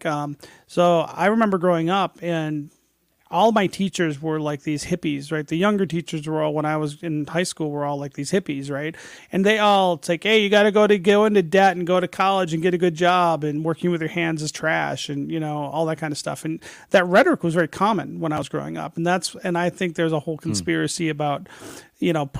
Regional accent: Detroit, Michigan, United States; I grew up in Detroit.

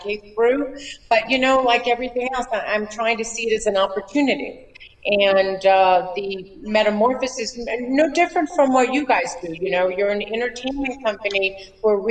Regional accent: Los Angeles, California, United States; moved away; I grew up in Los Angeles

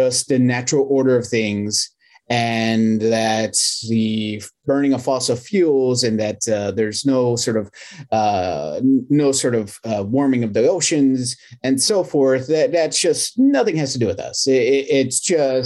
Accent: Texas, United States; I'm from Texas

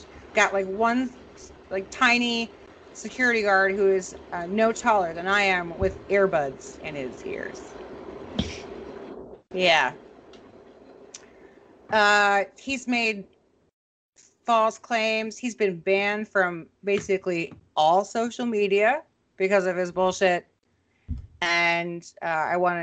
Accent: Minnesota, United States; my hometown of Minnesota

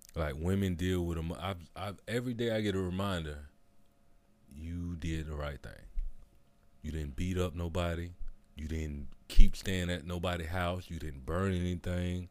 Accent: the South, United States; I'm from the South

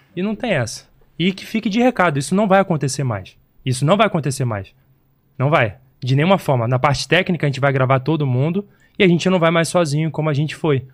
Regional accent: Belford Roxo, Rio de Janeiro, Brazil; da onde eu vim, da Baixada Fluminense do Rio de Janeiro

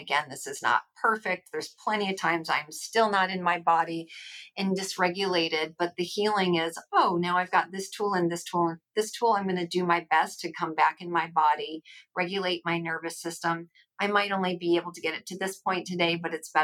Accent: Rochester, New York, United States; moved away; I'm from Rochester originally

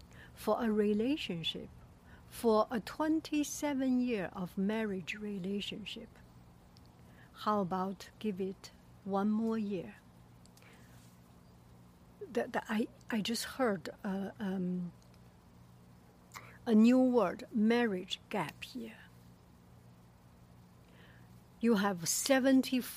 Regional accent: China; moved away; I am from China

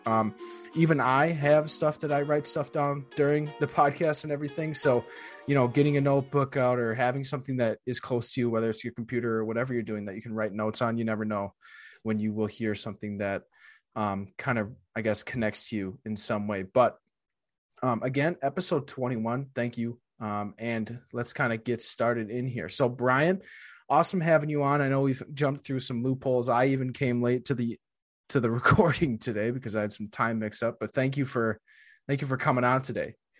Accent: Wisconsin, United States; I'm from Wisconsin

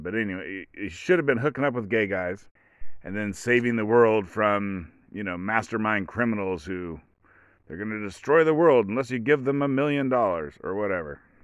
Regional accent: Oregon, United States; I'm from Oregon. I live in Oregon.

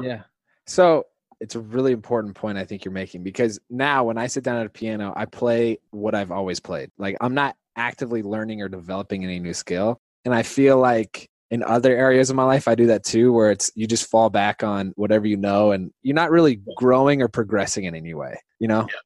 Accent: Indiana, United States; both Hoosiers

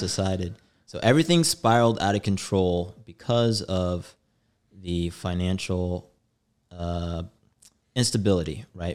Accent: St. Louis, Missouri, United States; moved away as an adult; also born or lived in New York; I moved from Saint Louis. So I'm a Midwesterner

